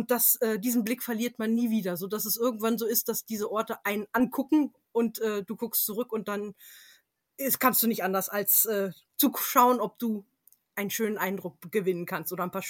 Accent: England, United Kingdom; Und ich bin zum Teil in England aufgewachsen oh. und hatte oh. dort jede Menge kleine Manors und Castles in der Umgebung.

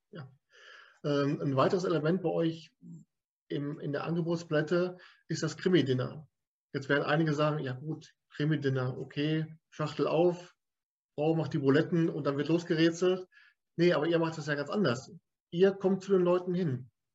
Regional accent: Lippstadt, North Rhine-Westphalia, Germany; Ich bin ja aus Lippstadt

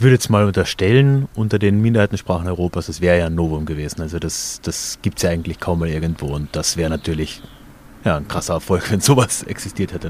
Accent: Carinthia, Austria; ich bin ja selbst am Rand eines zweisprachigen Gebiets aufgewachsen, gerade so draußen, muss man sagen, wo Deutsch und Slowenisch gesprochen wird

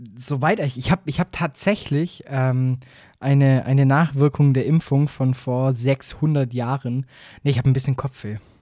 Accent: Swabia, Germany; ich bin selber Schwabe

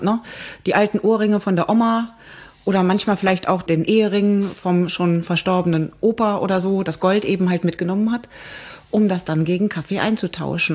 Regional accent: Frechen, North Rhine-Westphalia, Germany; Ich komme ja aus Frechen

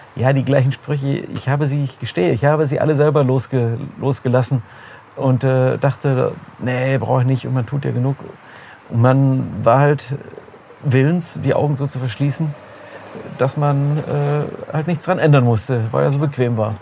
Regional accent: Heidenheim, Baden-Württemberg, Germany; moved away as an adult; also born or lived in Essen; now in Solingen, Germany; ich komme aus Süddeutschland, einer kleinen Stadt dort, Heidenheim heißt sie bin dann wegen des Studiums nach Essen gezogen

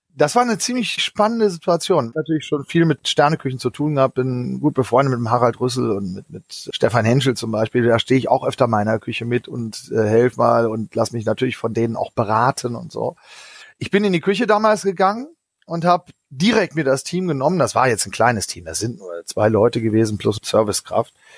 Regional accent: Northern Germany, Germany; ich bin in einem kleinen Kaff aufgewachsen in Norddeutschland

